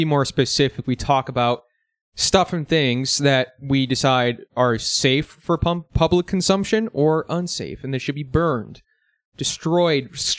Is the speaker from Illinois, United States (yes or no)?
yes; Chicago area, Illinois, United States; I'm from Chicago.